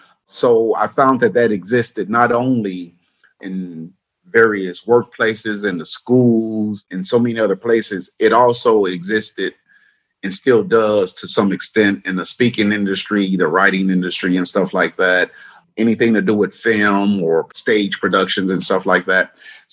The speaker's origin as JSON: {"language": "English", "town": "Chicago", "region": "Illinois", "country": "United States", "tie": "born or raised there", "said": "I grew up on the south side of Chicago, had 9 siblings, single parent home"}